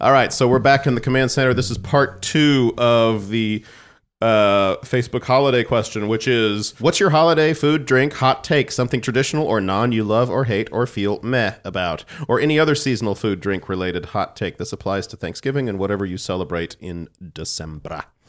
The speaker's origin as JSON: {"language": "English", "town": "San Antonio", "region": "Texas", "country": "United States", "tie": "born or raised there", "said": "growing up in San Antonio, it's never that cold"}